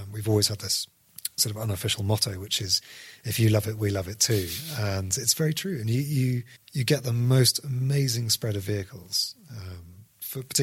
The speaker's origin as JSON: {"language": "English", "country": "United Kingdom", "said": "we're British"}